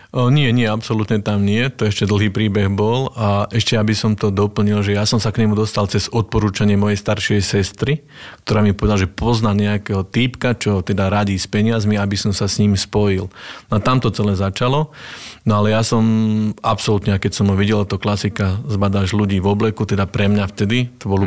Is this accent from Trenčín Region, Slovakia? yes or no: yes; Nové Mesto nad Váhom, Trenčín Region, Slovakia; accent: Trnava (harder accent); ja pochádzam z Nového mesta nad Váhom. Ono to bude asi aj počuť trošku na tom našom tvrdšom prízvuku, takom trnavskom sa hovorí